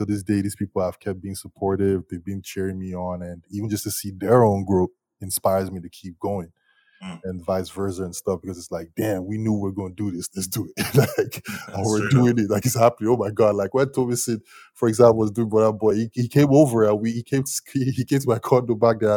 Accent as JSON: {"language": "English", "region": "Lagos", "country": "Nigeria", "tie": "born or raised there", "moved": "yes", "lives_now": "Toronto, Canada", "said": "I'm Nigerian. I was born and raised in Lagos. Like, I'm an Igbo boy"}